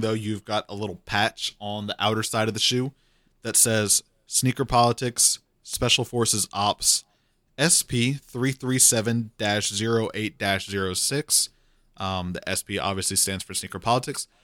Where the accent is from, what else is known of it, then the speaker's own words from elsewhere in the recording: Cajun, Louisiana, United States; I'm Cajun.